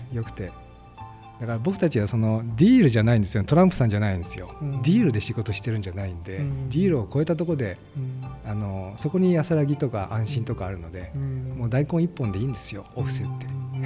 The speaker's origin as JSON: {"language": "Japanese", "town": "Ota", "region": "Gunma", "country": "Japan", "tie": "born or raised there", "said": "そこで生まれて育ってます"}